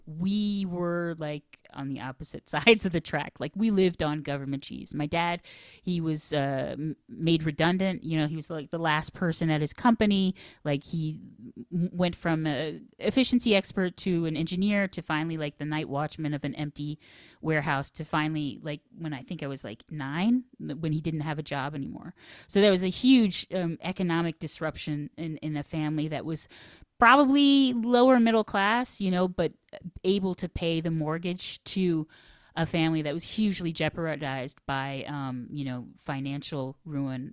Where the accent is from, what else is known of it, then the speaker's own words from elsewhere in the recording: Finger Lakes, New York, United States; also born or lived in Washington, D.C.; a very kind of bucolic upbringing in the Finger Lakes